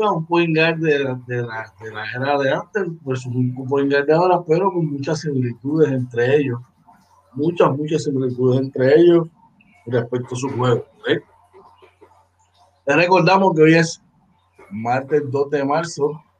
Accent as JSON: {"language": "Spanish", "country": "Puerto Rico", "said": "Todos somos ciudadanos americanos, ¿verdad? Somos boricuas y por nacimiento, ¿verdad? Y por territorio, somos ciudadanos americanos."}